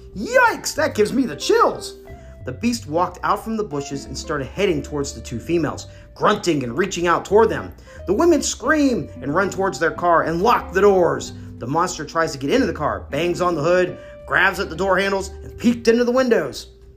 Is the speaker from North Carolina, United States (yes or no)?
yes; North Carolina, United States; my home state of North Carolina.